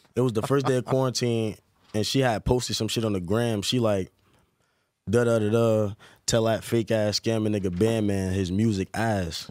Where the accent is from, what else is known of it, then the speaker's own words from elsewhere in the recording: Newark, New Jersey, United States; growing up in Newark was fun